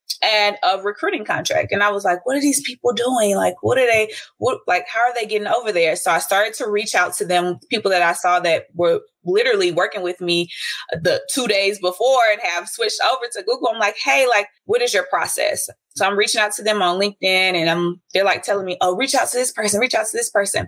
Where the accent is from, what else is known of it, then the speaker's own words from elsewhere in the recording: Dallas, Texas, United States; I'm from Dallas, Texas